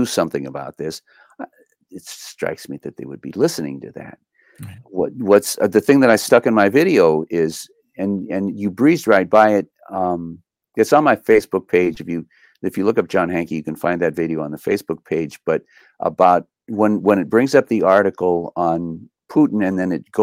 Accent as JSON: {"language": "English", "town": "Los Angeles", "region": "California", "country": "United States", "tie": "born or raised there", "said": "I grew up in East"}